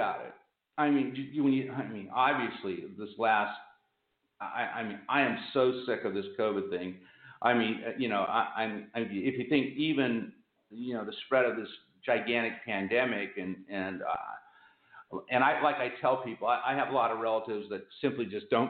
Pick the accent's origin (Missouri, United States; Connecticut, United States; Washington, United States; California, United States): California, United States; Pomona; I was born in Pomona, which is the city next to Ontario.